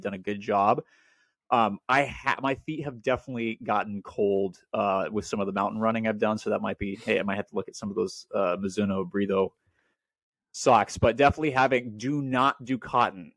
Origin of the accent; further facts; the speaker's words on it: Portland, Oregon, United States; moved away; also born or lived in Welches, Oregon; I grew up in Portland, Oregon